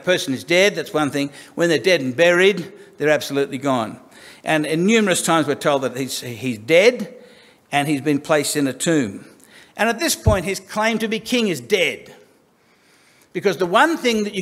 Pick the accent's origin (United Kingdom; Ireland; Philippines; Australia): Australia; Sydney, New South Wales; I was born in King's Cross because that sounds classier than Darlinghurst